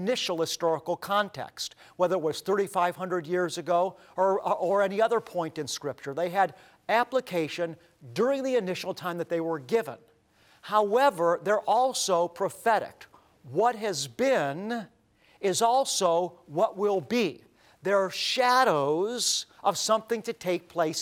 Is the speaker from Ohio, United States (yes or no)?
yes; Cleveland, Ohio, United States; as a young boy growing up in Cleveland, Ohio, how we went to synagogue.